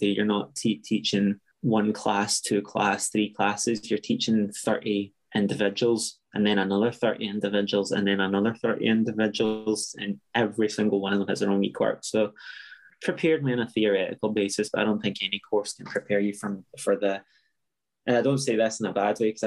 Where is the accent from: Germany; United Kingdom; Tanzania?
United Kingdom; Scotland; also born or lived in Bolivia; I grew up in Scotland, but I was born in Bolivia.